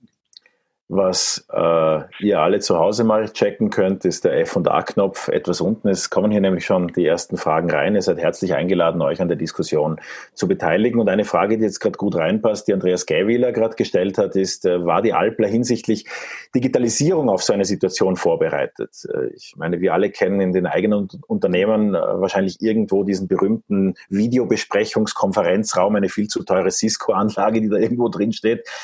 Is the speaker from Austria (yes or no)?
yes; Austria; als Österreicher